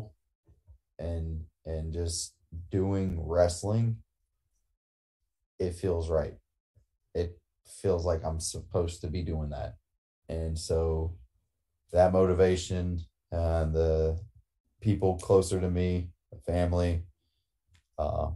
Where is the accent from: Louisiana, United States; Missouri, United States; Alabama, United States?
Louisiana, United States; I'm from Louisiana.